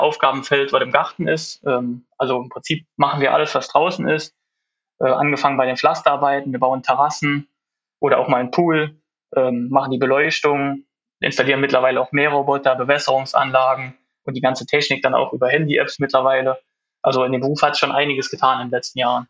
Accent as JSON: {"language": "German", "town": "Bekond", "region": "Rhineland-Palatinate", "country": "Germany", "said": "bin aus Bekonte in der Nähe von Trier"}